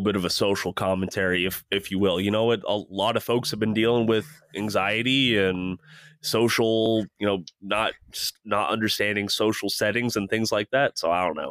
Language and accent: English; Midwest, United States; growing up in the Midwest